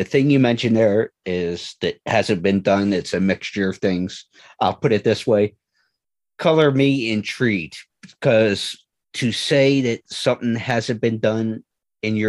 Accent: New Jersey, United States; I'm from South Jersey, about right over the bridge from Philadelphia

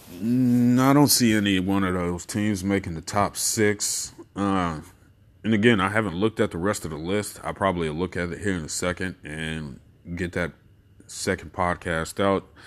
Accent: Texas, United States; me being a Texan

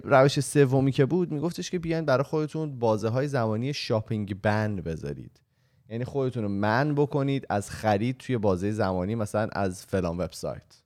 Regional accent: Iran; moved away as an adult; also born or lived in Australia; ما به عنوان یک ایرانی

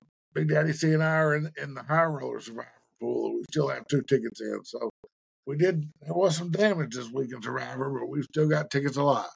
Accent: Cleveland, Tennessee, United States; my hometown, Cleveland, Tennessee

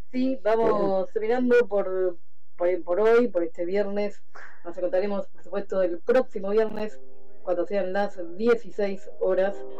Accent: Mar del Plata, Buenos Aires Province, Argentina; Somos eh, ciudadanos de Mar del Plata

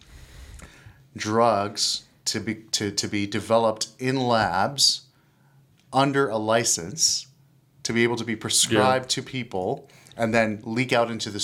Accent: Canada; I'm Canadian

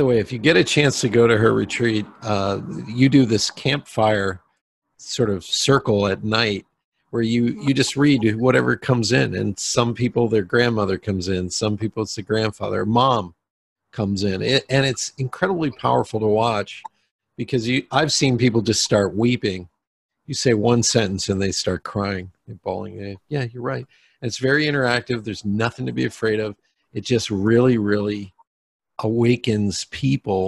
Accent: Pennsylvania, United States; I'm from Pennsylvania, so I love the Appalachians

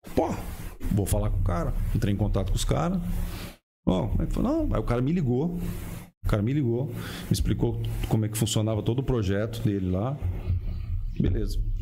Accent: Paraná, Brazil; also born or lived in Londrina / Curitiba; eu, sou Paraná, eu sou do Paraná

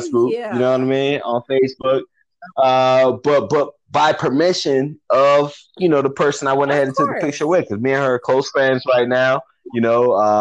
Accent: Atlanta, Georgia, United States; I'm from Atlanta. You know, I live in Atlanta

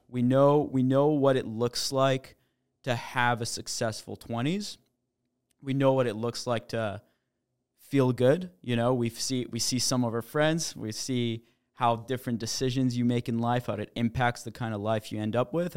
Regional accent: Montreal, Quebec, Canada; moved away; also born or lived in New York; I'm actually Canadian. I grew up in Montreal.

